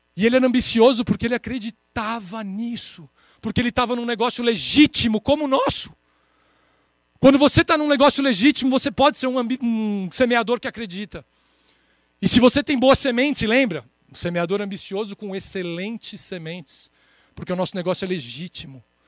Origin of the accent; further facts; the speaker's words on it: São Paulo, Brazil; 34 anos, sou de São Paulo